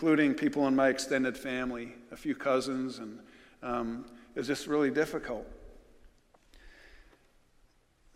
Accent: New York, United States; moved away

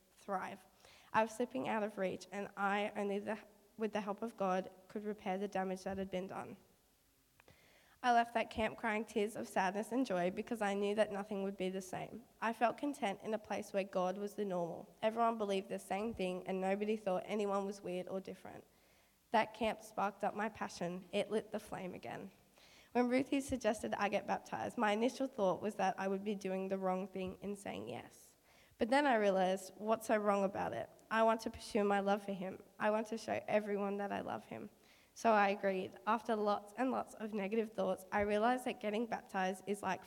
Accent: Bundeena, New South Wales, Australia; my hometown, Bundina.

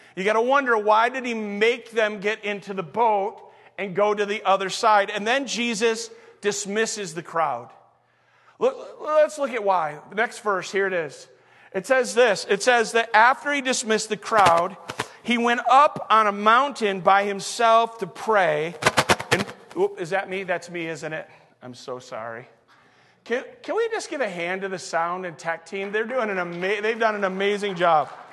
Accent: Saginaw, Michigan, United States; also born or lived in Flint, Michigan / Detroit, Michigan; raised in Saginaw

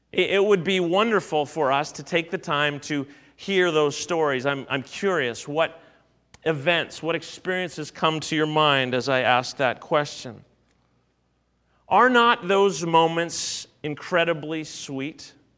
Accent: Canada; as a Canadian

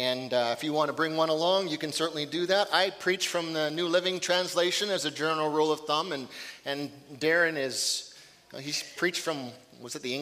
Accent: Fort St. James, British Columbia, Canada; moved away; I think I left a little piece of my heart on top of Mount Pope, my hometown

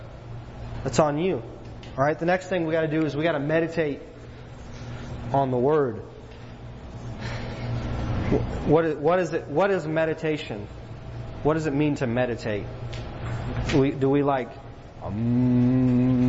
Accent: East Texas, United States; growing up in East Texas, man, in the Bible Belt

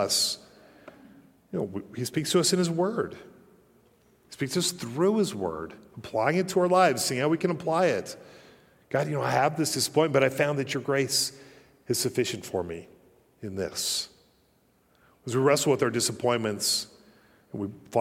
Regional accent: Colorado, United States; moved away; also born or lived in Utah; growing up in Colorado

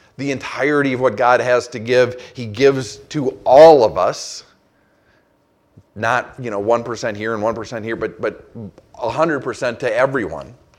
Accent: Saint Paul, Minnesota, United States; moved away; I grew up in Saint Paul, Minnesota

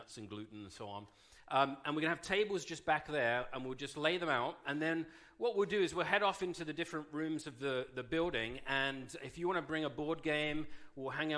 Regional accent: United Kingdom; being British

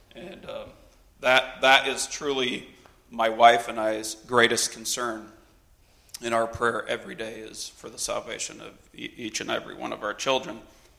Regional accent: Brazil; I was actually born and raised in Brazil.

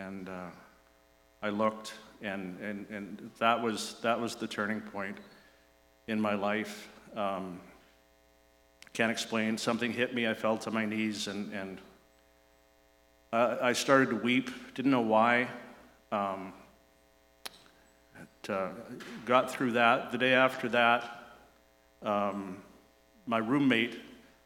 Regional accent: Vancouver, British Columbia, Canada; I grew up in Vancouver, East Vancouver

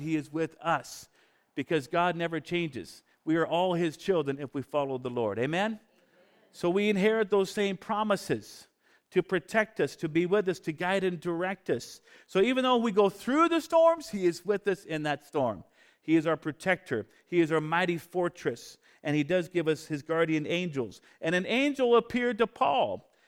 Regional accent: Bellingham, Washington, United States; also born or lived in Canada; when I was a kid growing up in Bellingham, Washington

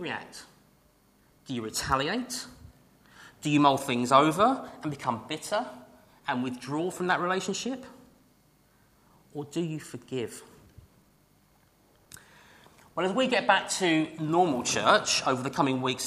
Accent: United Kingdom; we are British

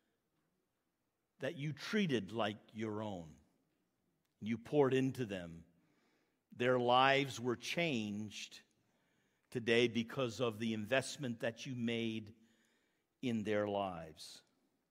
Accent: Maine, United States; moved away as an adult; also born or lived in Lincoln, Maine / Quispamsis, New Brunswick; now in Murray Corner, Canada; I'm an American, born in Maine

